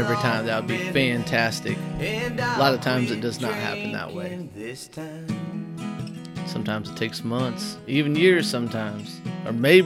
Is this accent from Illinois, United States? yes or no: yes; near Greenfield, Illinois, United States; Greenfield, Illinois, near my hometown.